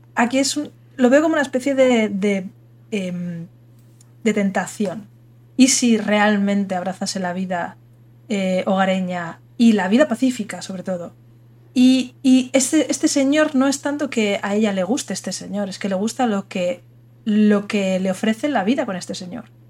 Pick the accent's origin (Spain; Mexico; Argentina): Spain; soy española